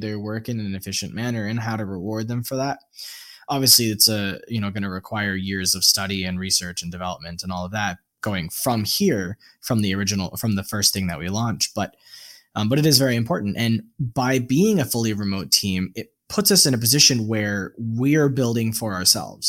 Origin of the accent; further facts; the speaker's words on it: United States; moved away as an adult; also born or lived in Vietnam; As an American citizen